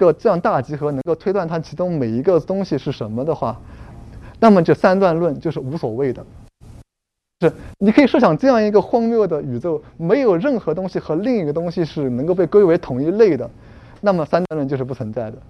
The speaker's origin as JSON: {"language": "Chinese", "country": "Germany", "said": "我们今天的德国人仍然有那个希腊的那个词根，因此我们德国人就要遵循古希腊的那个这样传统之类"}